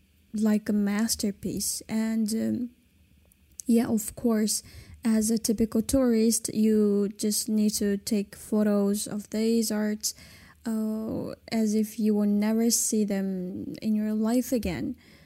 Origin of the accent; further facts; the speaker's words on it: China; first language Kazakh; English is a second language; As a minority in China, I don't know much about my own Kazakh culture, except that I speak my mother tongue, which is Kazakh.